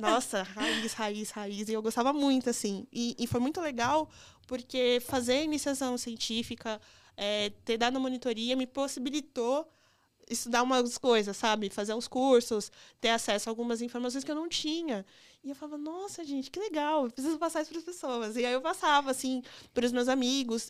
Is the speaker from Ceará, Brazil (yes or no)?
no; Campinas, São Paulo, Brazil; also born or lived in Limeira / Minas Gerais; now in São Paulo, Brazil; Eu nasci em Campinas, eu cresci em Campinas, aí eu fiz ensino médio em Limeira